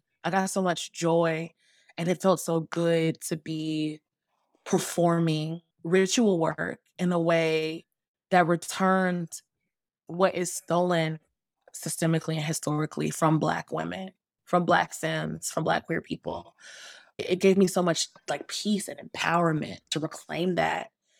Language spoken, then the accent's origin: English; Atlanta, Georgia, United States; also born or lived in Bay Area; You know, I'm from Atlanta, born and raised, and this is all, Atlanta is also my political home. I spent a good number of years though in the Bay Area